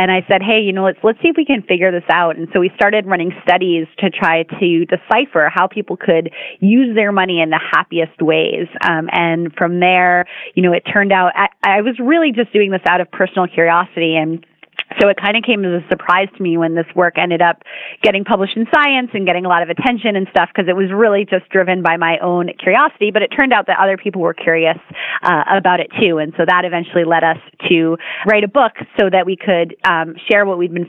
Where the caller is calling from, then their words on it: Vancouver, British Columbia, Canada; I sure am. I'm in Vancouver where it is a cool and cloudy day.